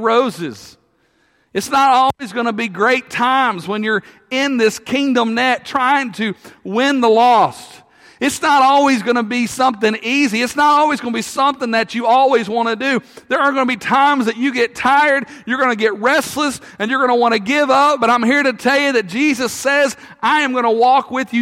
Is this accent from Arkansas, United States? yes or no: yes; Russellville, Arkansas, United States; I grew up in Russellville